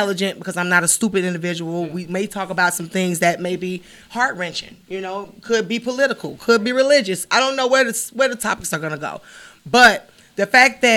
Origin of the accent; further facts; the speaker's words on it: Chicago, Illinois, United States; now in Miami, United States; from Chicago